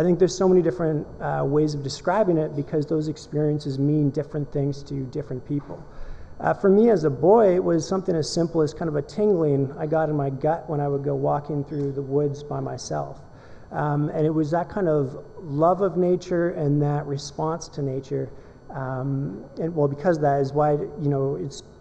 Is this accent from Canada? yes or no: yes; Canada; I'm a Canadian photojournalist slash documentary photographer